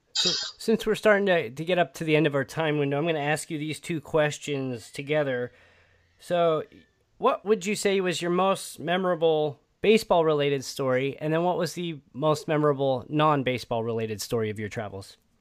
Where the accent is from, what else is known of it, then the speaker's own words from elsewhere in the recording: Midwest, United States; I'm from the Midwest as well